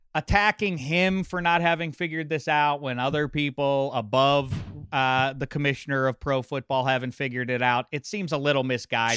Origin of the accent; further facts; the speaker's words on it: Pittsburgh, Pennsylvania, United States; I can't even recognize my hometown of Pittsburgh